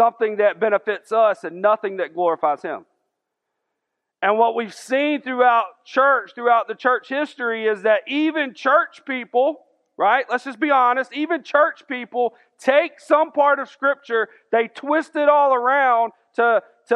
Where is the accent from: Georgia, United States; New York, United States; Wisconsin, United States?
Georgia, United States; Augusta; I'm from South Augusta. We didn't have all that cool stuff over there